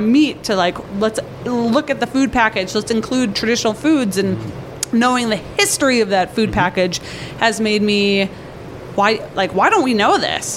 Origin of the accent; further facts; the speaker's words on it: North Dakota, United States; I, I, I, lived in North Dakota my whole life